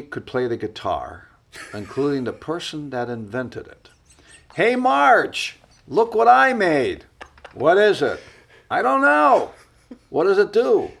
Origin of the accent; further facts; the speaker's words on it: Cleveland, Ohio, United States; born or raised there; moved away